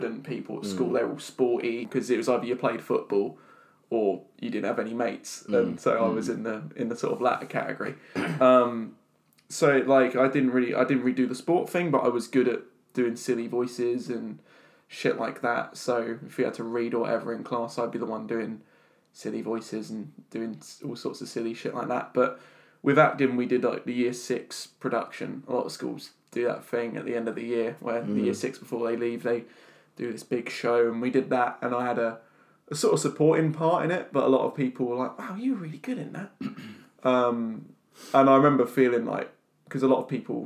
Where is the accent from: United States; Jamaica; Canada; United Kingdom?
United Kingdom; Halstead, Essex, East of England; We're all from Essex, originally. Yeah. But I grew up in a little town called Housted, which is near Colchester